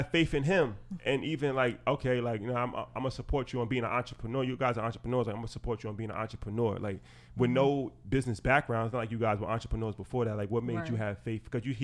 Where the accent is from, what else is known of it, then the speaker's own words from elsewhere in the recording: New York, United States; especially like we come from New York.